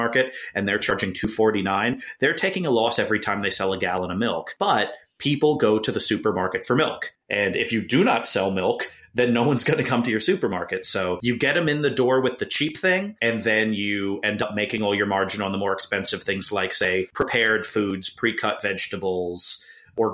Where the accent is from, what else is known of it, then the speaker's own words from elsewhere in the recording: New Jersey, United States; growing up, my family shopped at ShopRite and Pathmark because I'm from New Jersey